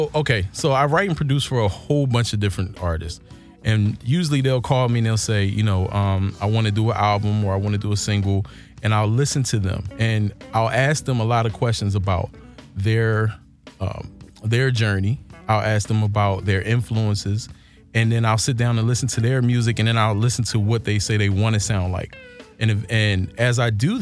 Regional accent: Philadelphia, Pennsylvania, United States; moved away as an adult; now in Los Angeles, United States; Philly born and raised

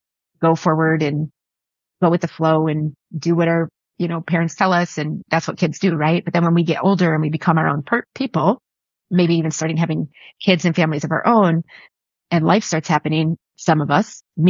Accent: Buffalo, New York, United States; I was born in Buffalo in the 70s.

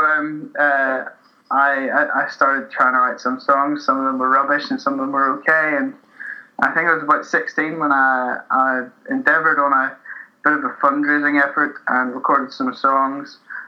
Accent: Newtownards, Northern Ireland, United Kingdom; moved away as an adult; now in Glasgow, United Kingdom; I'm from Newton Ords, a small town near Belfast, in Northern Ireland, and that's where I grew up. It's where my family are from, and when I was about 18, moved over to Glasgow.

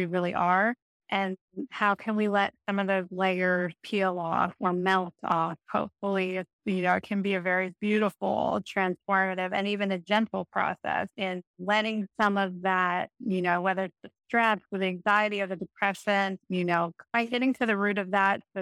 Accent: Brazil; So this was in Brazil

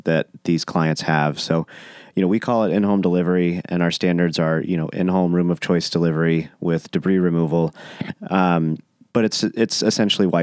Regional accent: Austin, Texas, United States; it's my hometown.

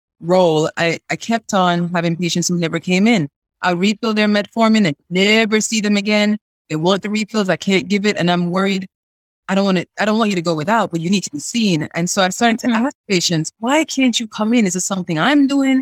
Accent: Jamaica; also born or lived in Chicago; now in North Carolina, United States; I'm a Jamaican who moved to the U.S.

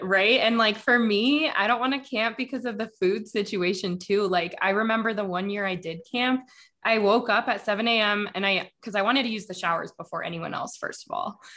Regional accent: Denver, Colorado, United States; I grew up in Denver

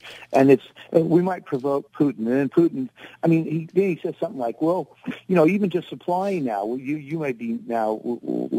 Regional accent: United States; we as Americans

